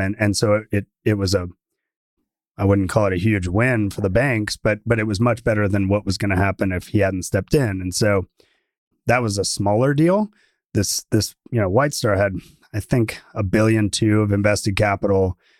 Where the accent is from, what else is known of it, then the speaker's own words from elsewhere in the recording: Atlanta, Georgia, United States; now in Texas, United States; I grew up in Atlanta